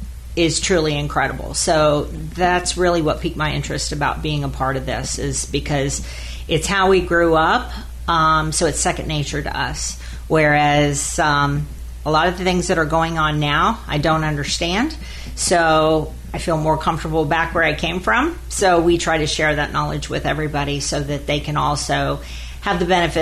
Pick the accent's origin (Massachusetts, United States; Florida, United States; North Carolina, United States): Florida, United States; Clearwater; also born or lived in Sanford, Florida; Well, I was born and raised here in Florida.